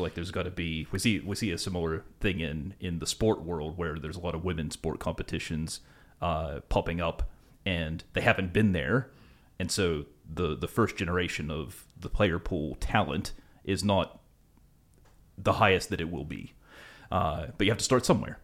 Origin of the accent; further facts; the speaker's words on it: West Virginia, United States; now in Australia; where I'm from in West Virginia